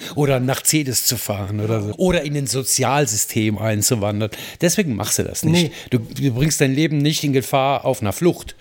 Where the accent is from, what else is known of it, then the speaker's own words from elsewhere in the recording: Mayen, Rhineland-Palatinate, Germany; moved away; in Mayen, in meinem Heimatort